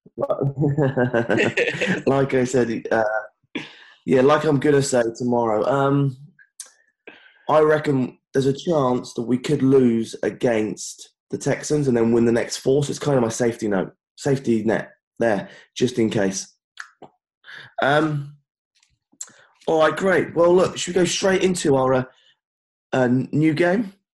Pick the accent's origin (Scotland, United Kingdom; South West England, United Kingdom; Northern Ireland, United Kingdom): South West England, United Kingdom; Cornwall; Cornwall's uh, lovely, mate. Down here in my home area, my hometown